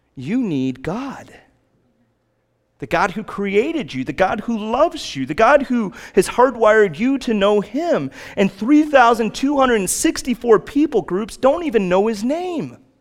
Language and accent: English; Chicago, Illinois, United States; Growing up in Chicago